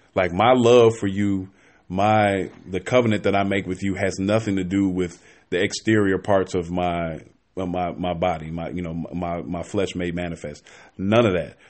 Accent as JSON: {"language": "English", "town": "Chicago", "region": "Illinois", "country": "United States", "moved": "as an adult", "lives_now": "Atlanta, United States", "said": "I am from Chicago. Forty-two, single dad. Um, I been here in Atlanta now for a couple years"}